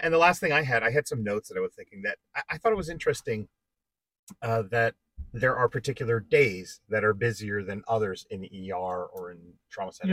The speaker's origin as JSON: {"language": "English", "region": "East Coast", "country": "United States", "tie": "born or raised there", "also_born_or_lived": "Midwest", "moved": "yes", "said": "I grew up in the East Coast"}